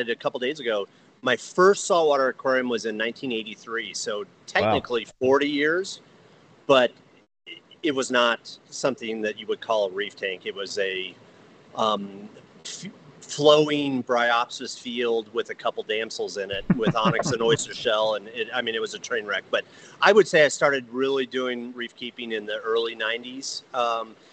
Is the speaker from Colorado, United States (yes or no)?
yes; Evergreen, Colorado, United States; also born or lived in San Mateo, California / Foster City, California; I grew up here in Evergreen, Colorado